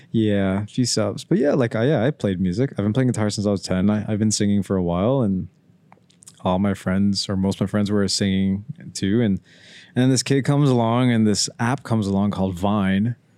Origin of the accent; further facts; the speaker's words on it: Pickering, Ontario, Canada; We're from Pickering